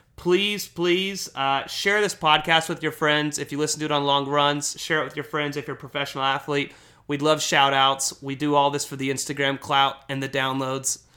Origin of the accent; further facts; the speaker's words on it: United States; I am an American.